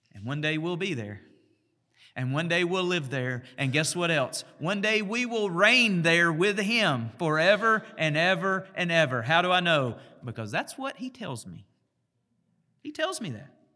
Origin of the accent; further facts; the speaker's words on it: United States; I'm an American